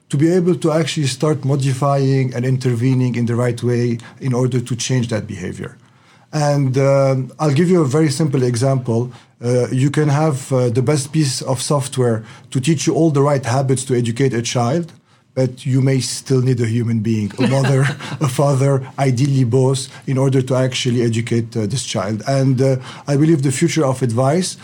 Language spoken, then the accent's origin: English; Lebanon; moved away; I grew up in Lebanon, and the main sports are basketball, soccer, and tennis